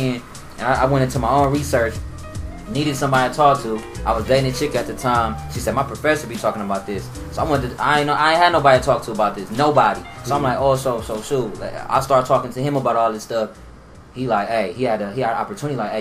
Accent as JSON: {"language": "English", "town": "Milwaukee", "region": "Wisconsin", "country": "United States", "said": "I'm from Milwaukee."}